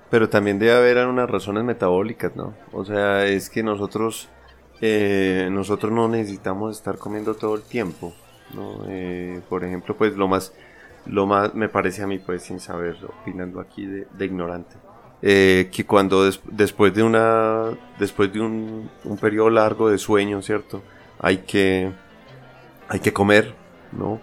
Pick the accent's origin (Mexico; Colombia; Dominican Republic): Colombia; moved away; also born or lived in France; en mi país normalmente, pues en Colombia